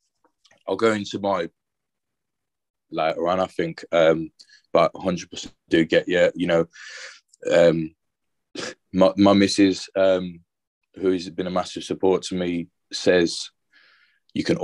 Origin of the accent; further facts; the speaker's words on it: Birmingham, West Midlands, United Kingdom; also born or lived in Worcester; I live and I'm from Birmingham. And we're moving to Worcester.